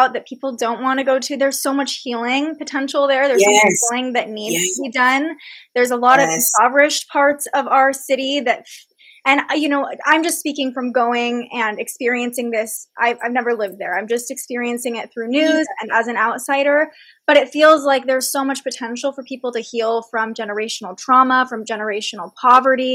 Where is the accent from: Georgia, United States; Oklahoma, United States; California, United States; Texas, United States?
California, United States; Fair Oaks; I grew up in Sacramento and I grew up in the suburbs. I grew up in Fair Oaks